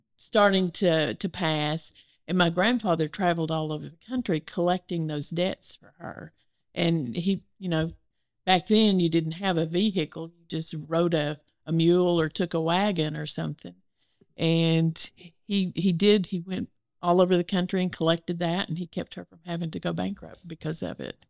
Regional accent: Northeast Arkansas, United States; now in Little Rock, United States; I grew up in Northeast Arkansas, in the rice fields

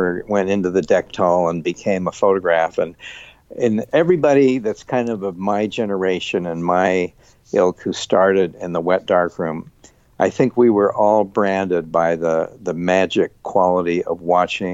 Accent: Salt Lake City, Utah, United States; I grew up in Salt Lake City

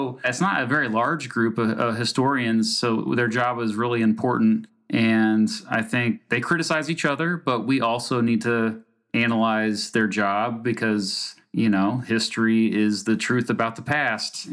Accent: Kansas, United States; I'm from Kansas

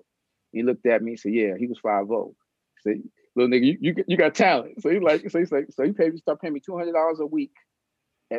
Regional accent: New York City, New York, United States; I'm from the South Bronx and, you know, I grew up there

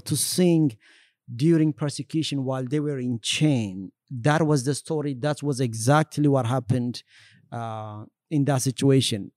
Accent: Ethiopia; also born or lived in Eritrea / Sudan / Kenya; now in United States; I was born in Ethiopia and grew up in Ethiopia as well

